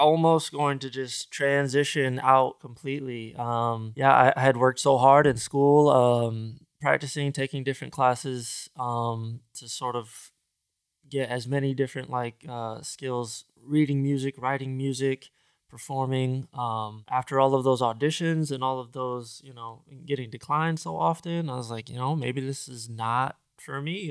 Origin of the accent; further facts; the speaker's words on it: Grand Rapids, Michigan, United States; moved away as an adult; now in Los Angeles, United States; where I grew up in the Midwest, Grand Rapids, Michigan